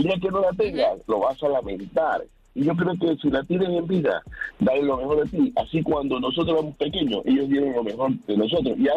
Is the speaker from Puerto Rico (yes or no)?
no; Colombia; también soy colombiana, también tengo dos hijos, mi mamá está en Colombia